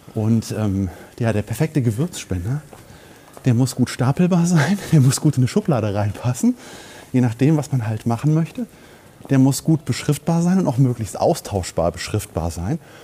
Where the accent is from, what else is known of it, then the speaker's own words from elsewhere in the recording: Germany; Ich bin Deutscher